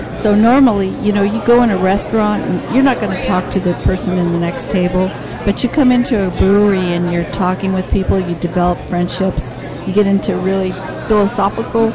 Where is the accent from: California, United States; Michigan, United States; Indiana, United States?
California, United States; Chula Vista; I was born and raised in Harborside